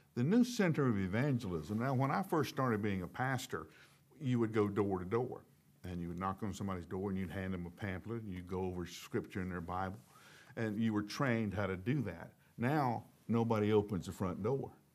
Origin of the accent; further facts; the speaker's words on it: the South, United States; accent: southern; I grew up in the South